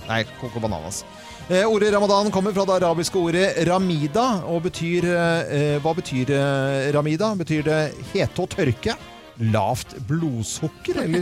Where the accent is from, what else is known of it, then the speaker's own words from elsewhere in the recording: Hitra, Trøndelag, Norway; Jeg kommer fra Hitra.